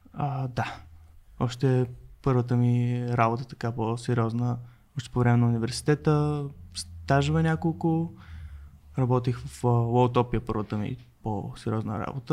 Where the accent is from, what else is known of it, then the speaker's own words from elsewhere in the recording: Burgas, Burgas Province, Bulgaria; Аз съм от Бургас